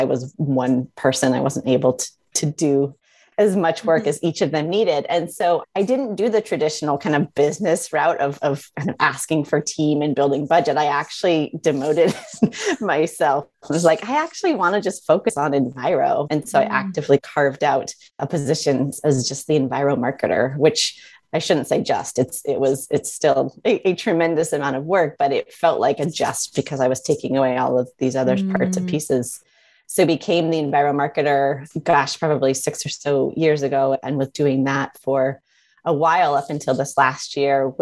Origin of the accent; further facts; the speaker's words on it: Midwest, United States; I grew up in the Midwest